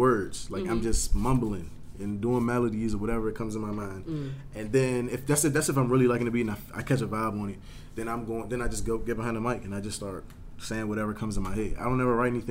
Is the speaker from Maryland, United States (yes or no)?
yes; Waldorf, Maryland, United States; also born or lived in Clinton, Maryland; I'm from Waldo. That's where I went to high school from